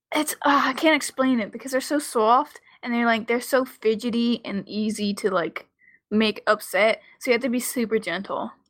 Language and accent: English; Maryland, United States; growing up in Maryland.